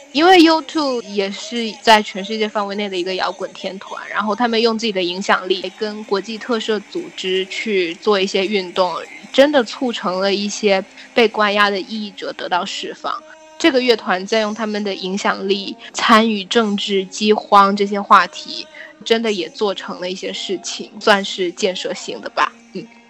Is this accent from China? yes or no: yes; China; 我们从小在大陆长大